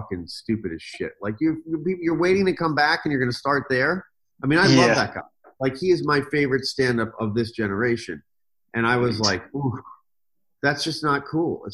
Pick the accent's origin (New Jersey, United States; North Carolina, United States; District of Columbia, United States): District of Columbia, United States; Washington; I grew up in Washington, D.C.